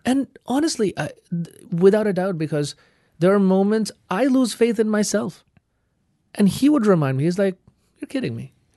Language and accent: English; Kolkata, West Bengal, India; moved away; I'm from Calcutta.